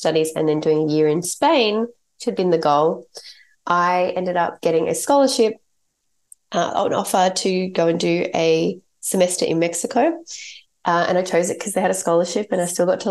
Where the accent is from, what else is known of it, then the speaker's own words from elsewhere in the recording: Australia; my parents are English, and I grew up in Australia. I was born in Australia. So I'm Australian